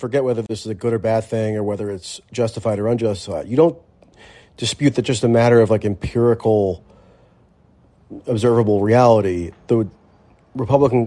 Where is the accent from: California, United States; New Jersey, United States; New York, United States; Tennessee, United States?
New Jersey, United States; moved away; I'm from New Jersey originally